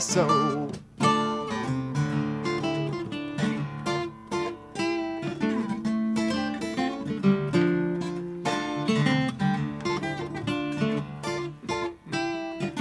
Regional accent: Chicago, Illinois, United States; now in Brooklyn, United States; I grew up in Chicago on the north side

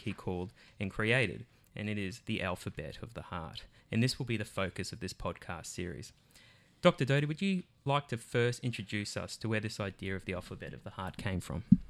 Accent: Australia; I'm from Australia.

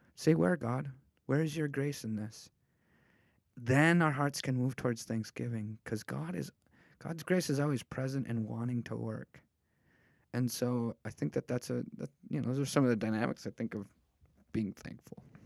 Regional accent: United States

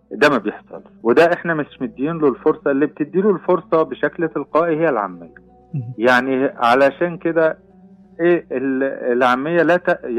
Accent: Kuwait; احنا طلع عندنا في الكويت هبة على لفظ معين

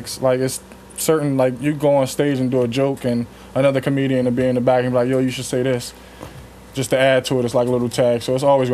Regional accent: Chester, Pennsylvania, United States; Growing up like anywhere else in the ghetto, in the hood

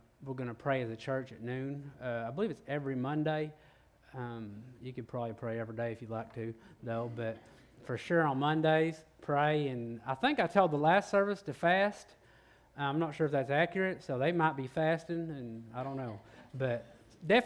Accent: Oklahoma, United States; now in Texas, United States; So I'm from Oklahoma

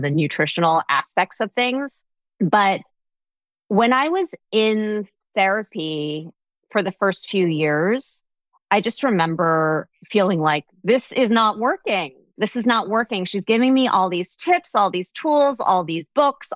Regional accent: New Jersey, United States; I'm from New Jersey

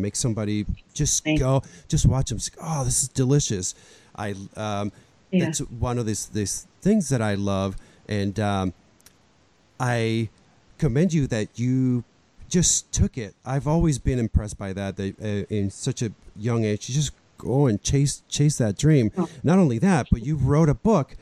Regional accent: Puerto Rico; also born or lived in Buffalo, New York; now in United States; growing up in Puerto Rico, bakeries are a gigantic part of our customs

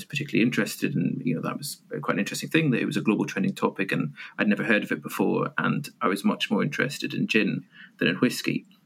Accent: Edinburgh, Scotland, United Kingdom; also born or lived in Aberdeen; I'm from Edinburgh

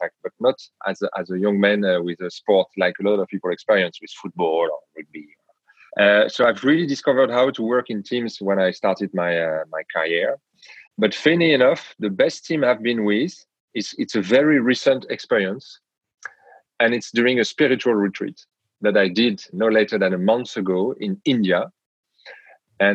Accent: France; accent: French; English is a second language; now in Amsterdam, Netherlands; I'm a European from France, as you can hear in my accent.

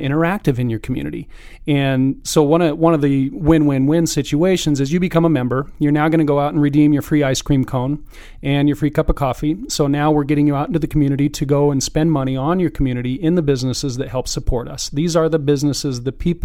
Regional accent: Carson City, Nevada, United States; now in Reno, United States; I grew up in Carson

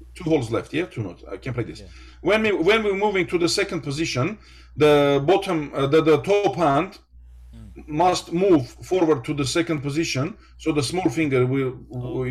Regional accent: Ararat Valley, Armenia; English is a second language; born and I become from the Ararat uh, region, Ararat Valley

